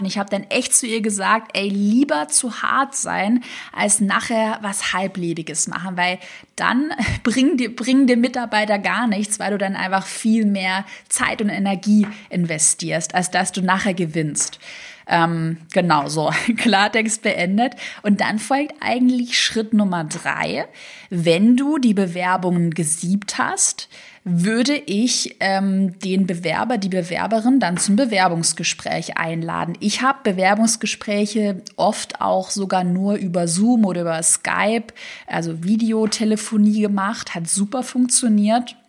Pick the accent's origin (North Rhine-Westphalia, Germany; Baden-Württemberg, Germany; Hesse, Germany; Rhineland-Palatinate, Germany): Baden-Württemberg, Germany; Tübingen; now in Berlin, Germany; Tübingen, da wo ich herkomme